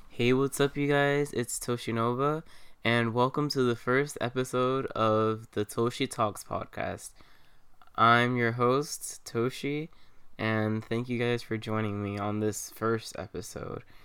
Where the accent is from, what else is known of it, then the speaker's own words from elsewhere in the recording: New York City, New York, United States; I'm from Queens